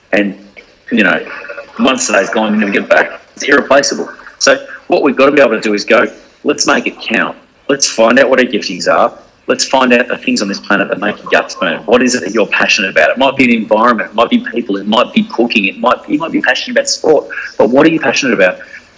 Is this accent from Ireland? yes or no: no; Hong Kong; I grew up in Hong Kong for 6 years. All my primary school years lived in Hong Kong